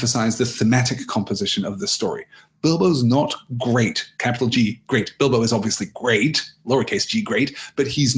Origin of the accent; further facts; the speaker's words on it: United Kingdom; I'm from Britain